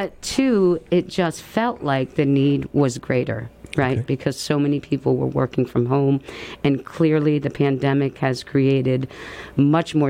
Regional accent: Pownal, Vermont, United States; also born or lived in Albany, New York / Troy, New York; now in Pittsfield, United States; I grew up in Pownall, right over the line.

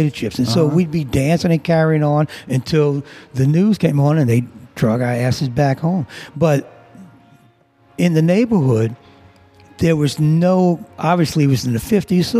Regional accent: Chalmette, Louisiana, United States; also born or lived in New Orleans, United States; I grew up in Chalmette. So I'm a Chalmatian.

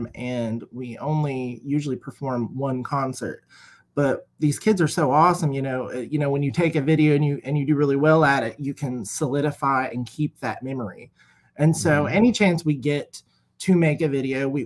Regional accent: Ashland, Kentucky, United States; also born or lived in Morehead, Kentucky; I'm from Ashland, Kentucky. That's where my studio is.

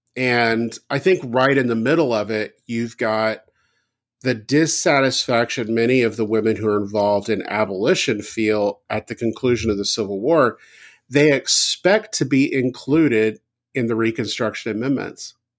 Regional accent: the South, United States; growing up in the South

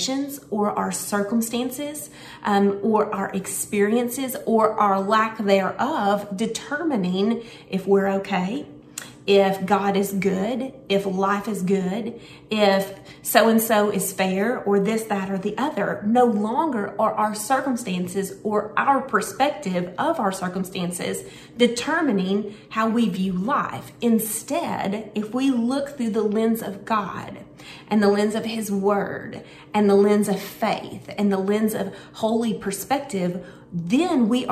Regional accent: Searcy, Arkansas, United States; I was born in Searcy, Arkansas

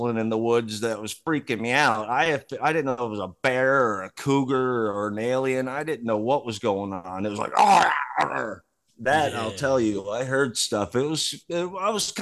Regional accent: New Jersey, United States; where I grew up from in North Jersey

